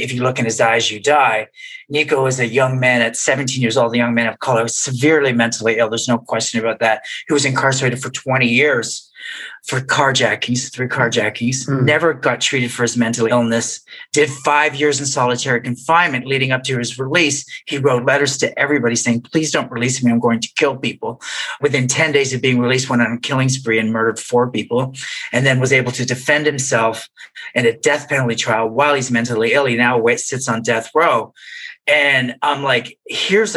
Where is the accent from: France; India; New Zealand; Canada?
Canada; moved away as an adult; now in United States; I grew up in Canada